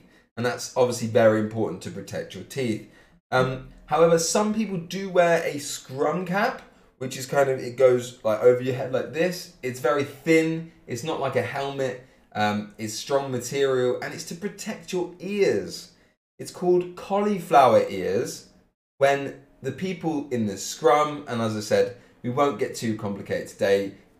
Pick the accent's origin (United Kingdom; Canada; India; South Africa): United Kingdom; Cambridge, East of England; I am from Cambridge in England.